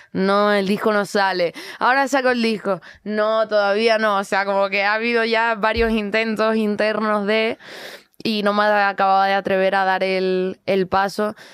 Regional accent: Canary Islands, Spain; soy canaria, entonces tengo este flow tranquilito

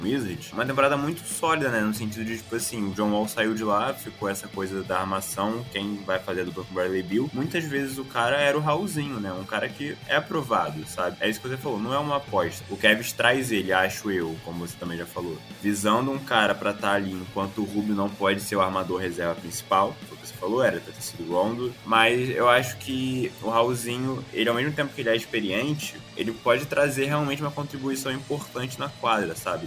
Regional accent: Brazil; a gente sendo brasileiro

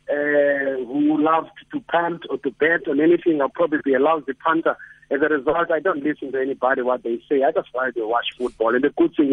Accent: South Africa; now in Egypt; I live in Egypt and I'm from South Africa

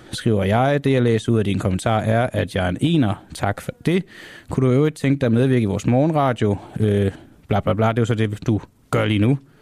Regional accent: Copenhagen, Capital Region of Denmark, Denmark; Jeg er fra Amager, ikke fra Jylland

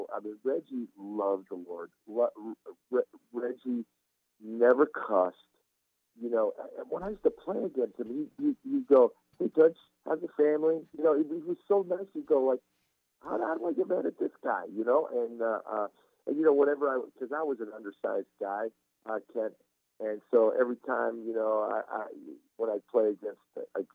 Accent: Istanbul, Turkey; now in United States; I was born in Istanbul, Turkey. I come to this country to play American football, and growing up as a Turkish Muslim

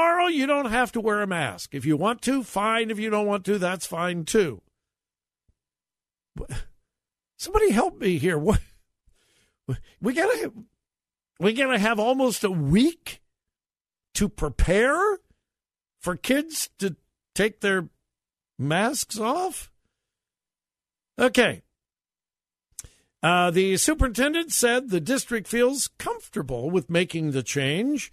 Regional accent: Westerville, Ohio, United States; my hometown of Westerville

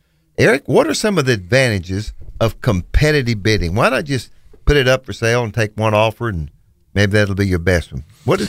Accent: Bootheel, Missouri, United States; moved away as an adult; now in Memphis, United States; We're from the Boot Hill, Missouri. It's where we started with your father, and moved to Memphis several years ago.

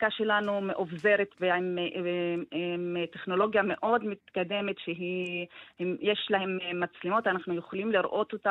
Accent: Tamra, Northern District, Israel; אני מטמרה.

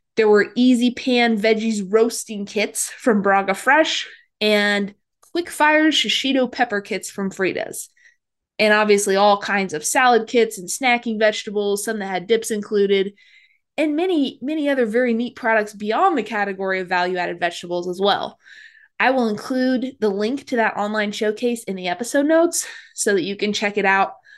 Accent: Midwest, United States; I grew up in the Midwest

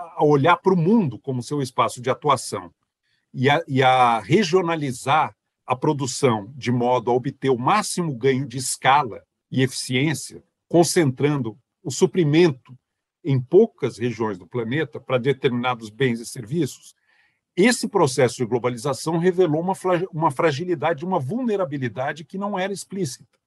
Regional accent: Brazil; como brasileiro

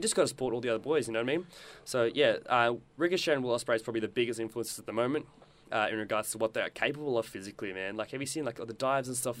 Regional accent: South Africa; now in Australia; I grew up in South Africa

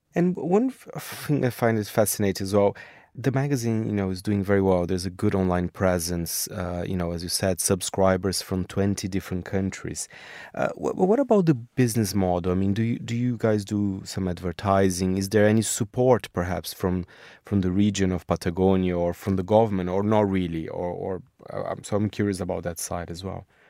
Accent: Brazil; I'm from Brazil

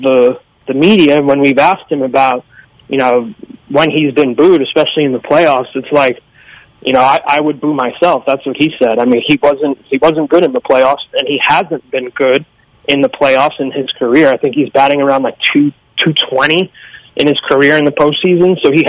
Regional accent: Bronx, New York, United States; born or raised there

